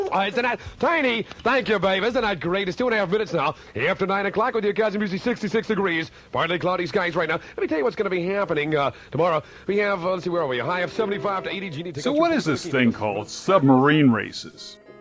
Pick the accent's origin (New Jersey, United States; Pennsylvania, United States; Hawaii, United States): New Jersey, United States; Rahway River Parkway area; there was a small park in my hometown area called Rahway River Parkway